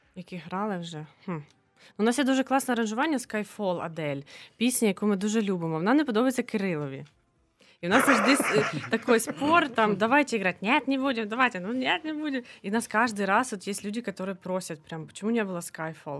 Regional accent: Lutsk, Volyn Oblast, Ukraine; я з західної України, я з Луцька

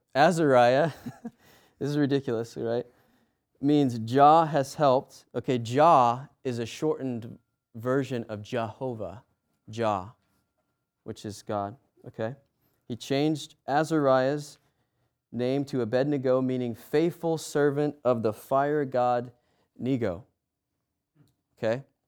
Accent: United States; I'm American

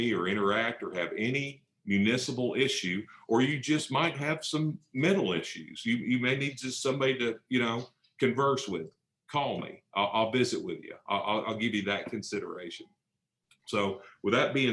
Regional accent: Fayetteville, Arkansas, United States; I'm from Fayetteville.

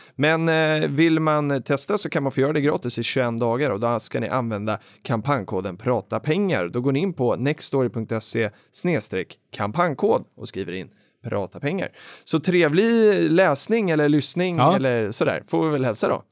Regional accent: Stockholm, Stockholm County, Sweden; also born or lived in Jönköping; jag var från Stockholm

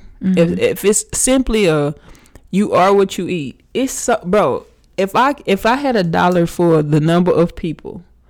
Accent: Missouri City, Texas, United States; That's Houston. But where I live, I say I'm from Missouri City.

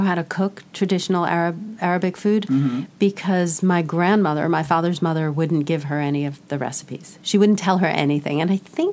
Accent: New York, United States; moved away as an adult; also born or lived in Bay Area, California / Southwest US; now in Southwest, United States; I was in New York my entire childhood and youth. And I even went to college in New York

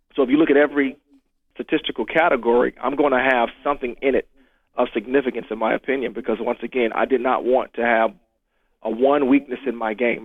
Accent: Jacksonville, Florida, United States; growing up in Jacksonville, Florida

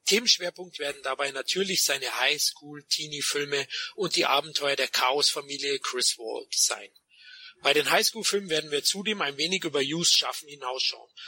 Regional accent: Munich, Bavaria, Germany; ich als Münchner kenne das natürlich auch, ja

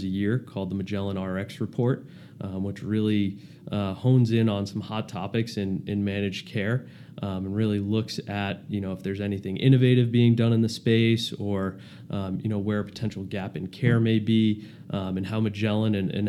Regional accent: Plymouth, Massachusetts, United States; moved away as an adult; also born or lived in Boston, Massachusetts; now in Newport, Rhode Island, United States; I grew up in Massachusetts, Plymouth, Mass.

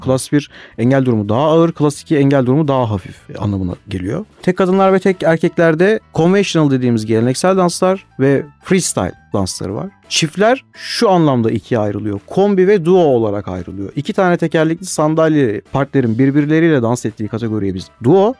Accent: Akhisar, Manisa, Turkey; now in Istanbul, Turkey; 1992 Manisa Akisar doğumluyum. İlk örtüm ve orta öğrenimimi Akisar'da tamamladım.

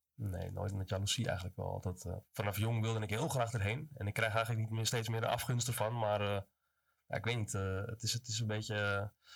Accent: Amsterdam, North Holland, Netherlands; moved away as an adult; now in Zaanstad, Netherlands; kom uit Amsterdam inderdaad. Mijn vader komt vanuit Amsterdam-Oost, moeder uit Zuid. Dus ik ben een beetje tussen beide opgegroeid daar

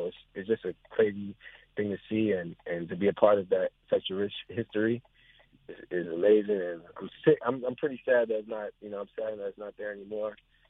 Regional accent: New Jersey, United States; Yes, I played at Rucker and I played at Dykeman.

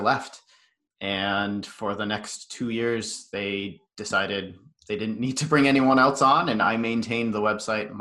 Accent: Western Massachusetts, United States; So I grew up out in Western Mass. It's a very small town that I was in.

